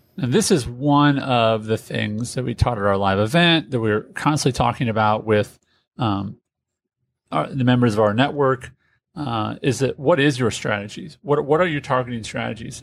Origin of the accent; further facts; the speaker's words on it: Indianapolis, Indiana, United States; I'm from Indianapolis